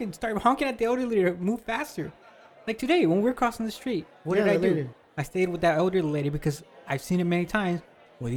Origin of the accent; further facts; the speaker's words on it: Mexico; now in Miami, United States; I grew up in Mexico